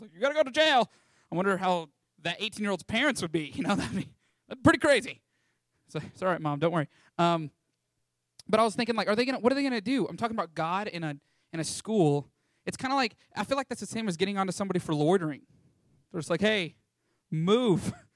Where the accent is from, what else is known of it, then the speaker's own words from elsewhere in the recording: Canyon, Texas, United States; moved away as an adult; born and raised in Canyon, Texas